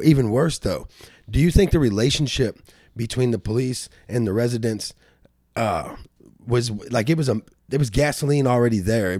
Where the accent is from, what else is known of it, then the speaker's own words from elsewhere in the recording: St. Louis, Missouri, United States; I grew up in South St. Louis